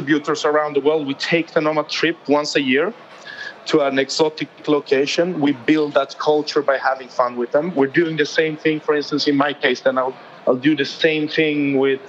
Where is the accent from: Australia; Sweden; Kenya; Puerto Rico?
Sweden; Malmö, Skåne; now in Stockholm, Sweden; I'm not from Stockholm, where I'm based. I'm very patriotic about where I come from, a southern town called Malmö in Sweden.